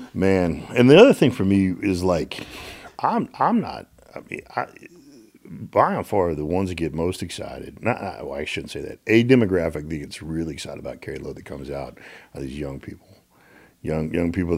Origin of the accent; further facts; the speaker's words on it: Little Rock, Arkansas, United States; when I grew up in Little Rock, Arkansas